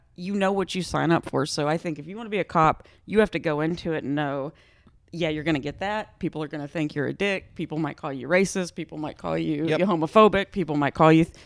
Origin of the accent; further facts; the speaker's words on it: Texas, United States; because I'm like from the South, I'm from Texas